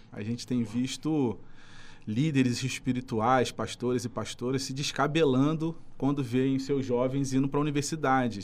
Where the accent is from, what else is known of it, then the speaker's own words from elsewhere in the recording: Nova Iguaçu, Rio de Janeiro, Brazil; Sou de Nova Iguaçu